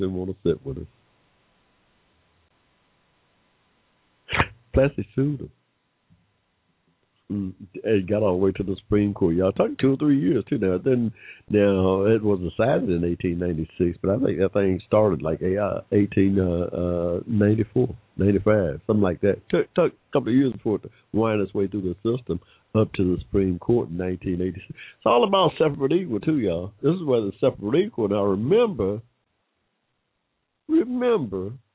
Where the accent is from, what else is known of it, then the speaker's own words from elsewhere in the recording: Georgia, United States; Here in Georgia, my home state